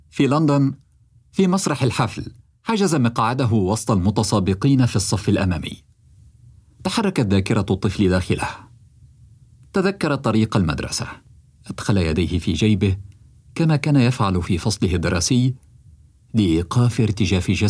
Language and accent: Arabic; Sudan; لا أنا من السودان ما كنتش أصلا حعرف عن الـ NFT أصلا محظورين إحنا